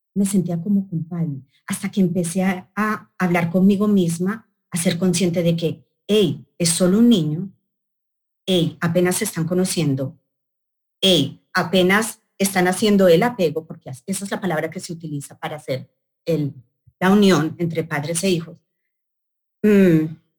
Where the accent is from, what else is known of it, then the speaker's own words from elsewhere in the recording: Colombia; moved away; en Bogotá, Colombia, en mi país